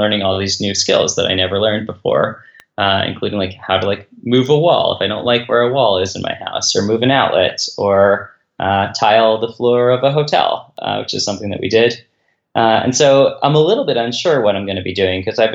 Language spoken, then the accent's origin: English; Philadelphia, Pennsylvania, United States; moved away as an adult; now in Cincinnati, United States; I'm from Philadelphia, I live actually just outside Cincinnati